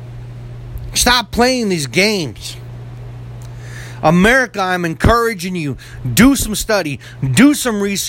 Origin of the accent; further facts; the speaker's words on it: United States; as an American